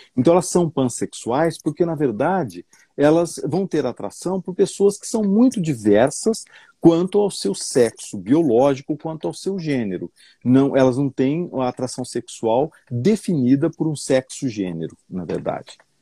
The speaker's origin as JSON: {"language": "Portuguese", "town": "São José do Rio Preto", "region": "São Paulo", "country": "Brazil", "said": "Nasci lá em São José do Rio ah, Preto. Olha que legal, sou, sou de São José do Rio ah, Preto"}